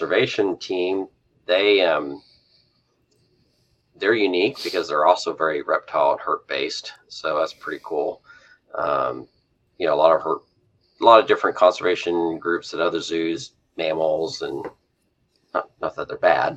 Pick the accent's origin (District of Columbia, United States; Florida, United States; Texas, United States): Texas, United States; West; I grew up in West Texas originally